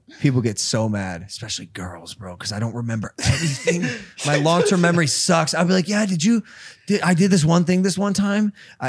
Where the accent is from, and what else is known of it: Cleveland, Ohio, United States; born or raised there; moved away